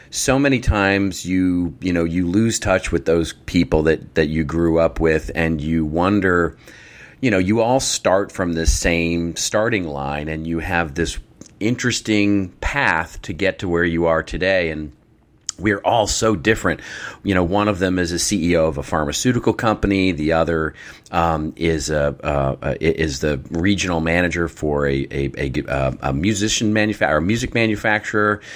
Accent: Dallas, Texas, United States; moved away; I grew up in Dallas

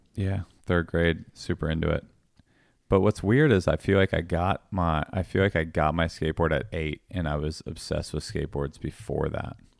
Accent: Langhorne, Pennsylvania, United States; also born or lived in Statesville, North Carolina / Levittown, Pennsylvania; I grew up, like, primarily in Langhorne

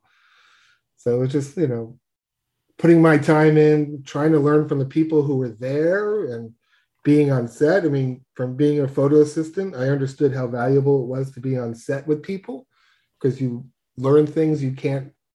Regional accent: New York, United States; I'm born and bred in New York.

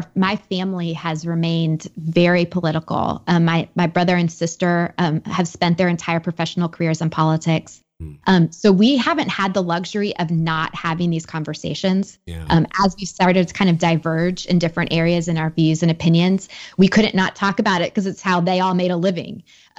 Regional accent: United States; I was raised just outside Washington, D.C. in a very political family.

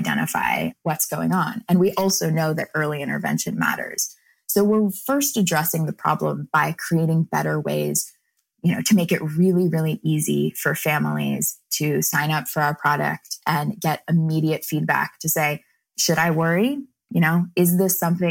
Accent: North Carolina, United States; I grew up in North Carolina

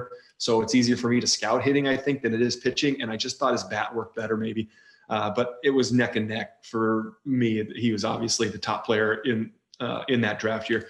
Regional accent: Rochester, Michigan, United States; I grew up in Rochester, Michigan

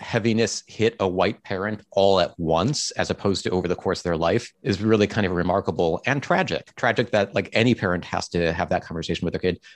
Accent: Cleveland, Ohio, United States; I grew up in Cleveland, Ohio

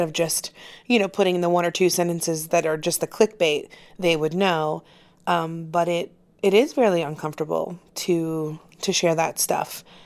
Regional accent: Florida, United States; I'm from Florida, and so I know what Southern people are like

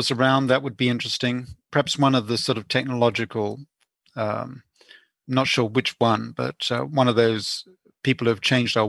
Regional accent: England, United Kingdom; Also, growing up in England, I went to the proms, and I remember going to the last night of the proms, which is a great English tradition

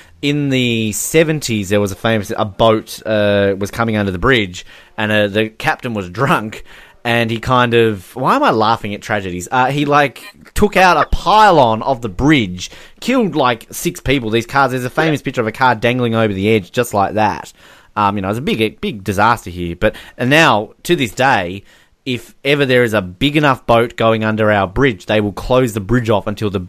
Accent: Australia; Australians, you know, we all sound like Steve Irwin or Crocodile Dundee

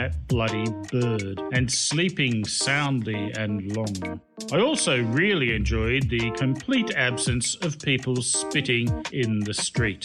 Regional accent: Australia; also born or lived in Ganyu, China; now in China; I was from Australia

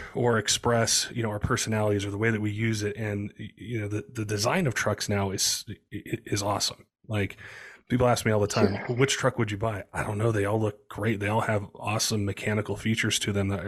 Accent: Colorado, United States; moved away as an adult; also born or lived in Southern California; I grew up in Colorado

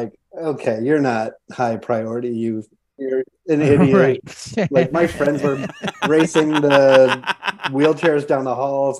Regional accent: Georgetown, Ontario, Canada; also born or lived in Chicago; now in Los Angeles, United States; Born and raised in Georgetown, Ontario, just like an hour outside of Toronto.

